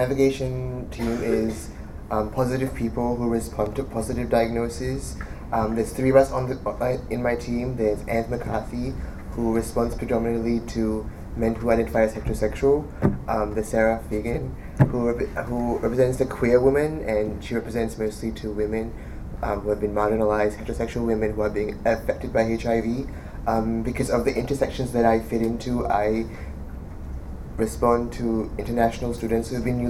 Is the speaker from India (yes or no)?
yes; India; I'm Indian